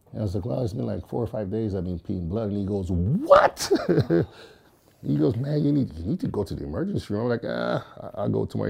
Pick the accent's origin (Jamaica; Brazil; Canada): Jamaica; moved away; growing up in Jamaica, that's how life was